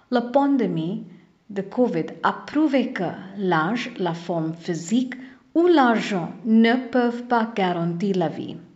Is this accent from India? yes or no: yes; India; French is a second language; also born or lived in Goa; je suis indien et je vis à Goa.